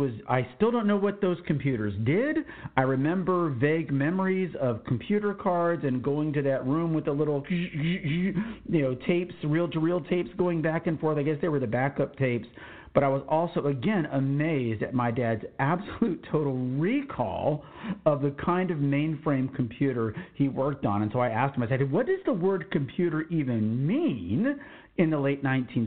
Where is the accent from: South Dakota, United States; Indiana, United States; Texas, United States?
Texas, United States; Laredo; also born or lived in Austin, Texas; I was born in Austin, Texas, but my first home was in Laredo, Texas, where my dad was stationed at Laredo Air Force Base.